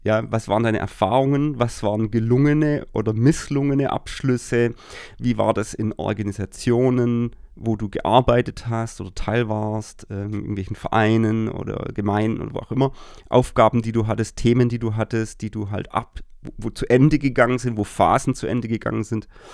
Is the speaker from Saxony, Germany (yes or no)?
no; Baden-Württemberg, Germany; bei uns in Baden-Württemberg sind dann zum Beispiel diese Pfingstferien